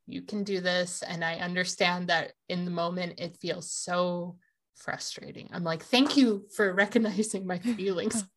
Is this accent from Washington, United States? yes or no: yes; Washington, United States; we're from here